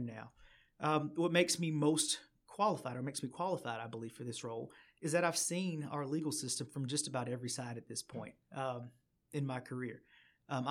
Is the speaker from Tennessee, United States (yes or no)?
yes; Chattanooga, Tennessee, United States; also born or lived in Maryville, Tennessee / Knoxville, Tennessee; born and raised in Chattanooga